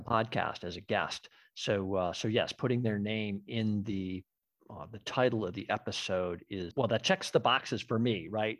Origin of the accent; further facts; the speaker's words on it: Western Massachusetts, United States; I'm from Western Mass.